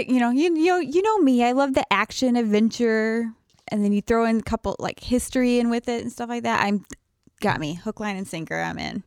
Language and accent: English; Oklahoma, United States; I grew up in Oklahoma